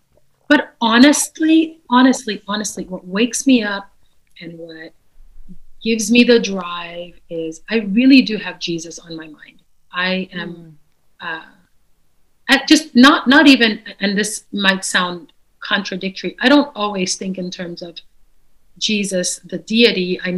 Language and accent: English; Caracas, Capital District, Venezuela; first language Dutch; English is a second language; also born or lived in Netherlands / Suriname; So I was born in the Netherlands, so I speak Dutch because of that. And then we moved to Suriname, which also speaks Dutch, but they have a dialect called Surinamese. And then at the age of 7 or 8, we moved to Caracas, Venezuela.